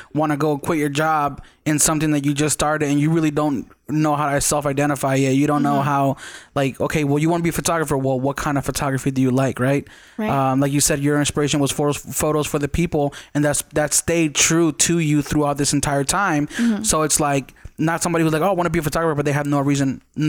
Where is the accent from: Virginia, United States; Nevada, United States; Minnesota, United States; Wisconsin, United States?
Nevada, United States; Las Vegas; I'm Mexican. I grew up there